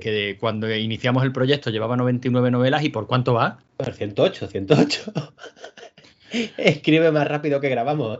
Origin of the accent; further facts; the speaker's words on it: Andalusia, Spain; somos andaluces